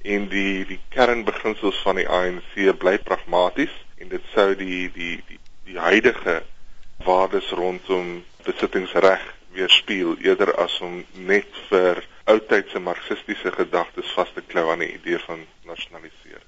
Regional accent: South Africa; ons as Suid-Afrikaners

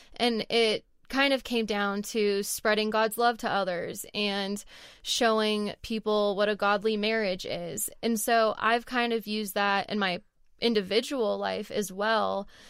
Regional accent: California, United States; moved away as an adult; also born or lived in Texas; now in Colorado, United States; I moved from California to Texas for college

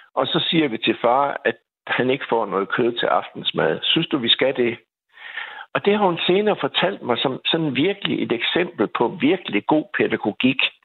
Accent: Skive, Central Denmark Region, Denmark; moved away as an adult; now in Aarhus, Denmark; er jeg vokset op i Skive

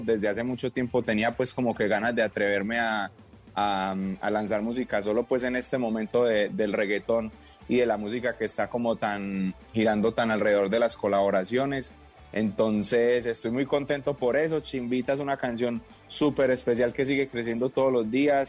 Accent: Medellín, Antioquia, Colombia; yo soy un pelado de Medellín

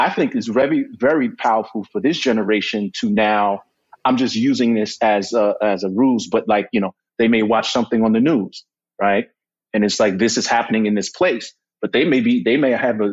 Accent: New York, United States; I was born and raised here.

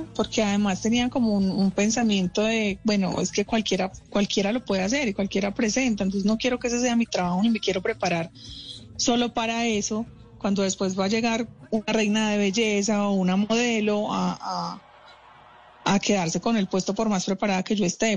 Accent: Medellín, Antioquia, Colombia; moved away as an adult; now in Bogotá, Colombia; Yo, em, pues vivo en Bogotá hace 13 años. Soy de Medellín. En Medellín, pues estudié la carrera mía de producción de televisión.

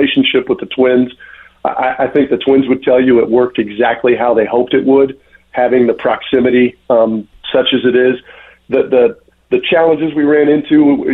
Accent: Indiana, United States; moved away; where I grew up in Indiana

